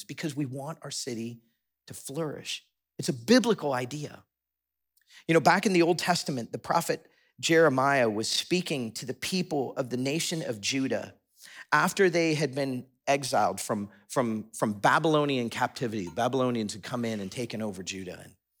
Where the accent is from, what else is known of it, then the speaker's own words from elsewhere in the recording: Florida, United States; also born or lived in Chicago, United States; I moved from South Florida to northwest suburbs of Chicago to do college.